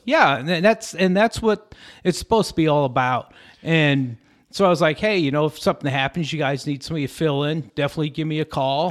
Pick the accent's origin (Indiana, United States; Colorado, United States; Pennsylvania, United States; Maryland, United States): Colorado, United States; Lamar; moved away as an adult; also born or lived in Syracuse, New York / Austin, Texas; we get dropped in the middle of nowhere, Southeast Colorado. And, uh, it's a little town, it was called Lamar. Great place to have grown up